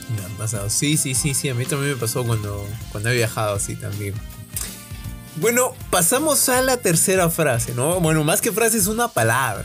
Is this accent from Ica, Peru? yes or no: no; Piura, Peru; accent: Piuran; los piuranos somos conocidos por tener un habla bien particular. Cuando vamos a algún otro lado del país, tipo Lima, Trujillo, Chiclayo, al toque sacan que somos de Piura por nuestra forma de hablar